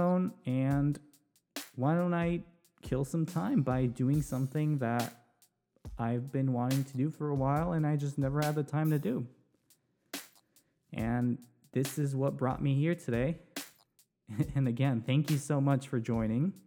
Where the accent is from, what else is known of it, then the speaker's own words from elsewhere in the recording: Newbury Park, California, United States; also born or lived in Ventura, California; I was born and raised in Ventura County, specifically Newbury Park. That's where I grew up.